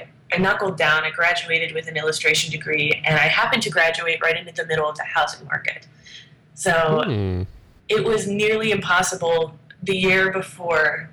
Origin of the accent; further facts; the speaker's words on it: Steubenville, Ohio, United States; also born or lived in New Jersey / Canton, Ohio; I've spent almost my entire life in Ohio. I was, I guess, raised is the right term, in Steubenville